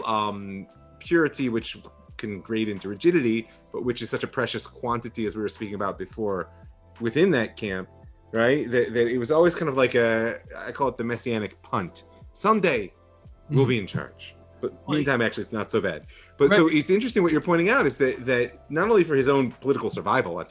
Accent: Cleveland, Ohio, United States; now in Israel; I grew up in Cleveland

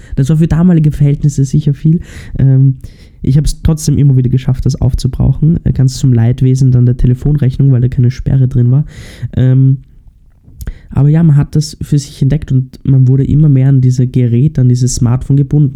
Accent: Austria; bei uns in Österreich

